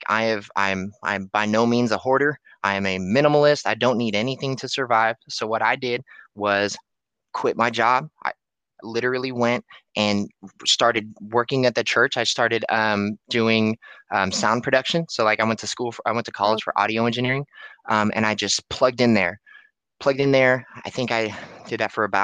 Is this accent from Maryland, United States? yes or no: no; Antioch, California, United States; I'm from Antioch, California